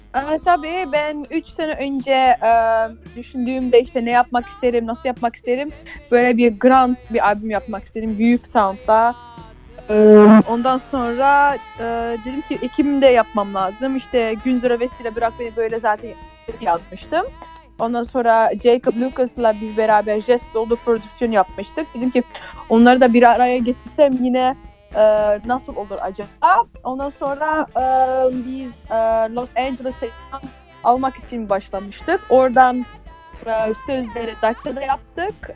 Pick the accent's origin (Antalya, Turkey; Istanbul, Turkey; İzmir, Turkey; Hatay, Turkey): Hatay, Turkey; Hataylı olduğumuz için